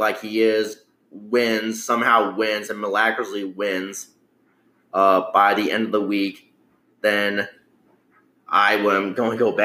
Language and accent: English; United States; as an American